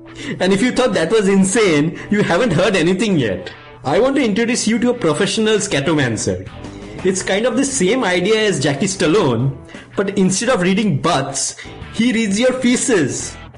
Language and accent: English; Delhi, India; When I was growing up in Delhi, I had to get a physical for like school or something.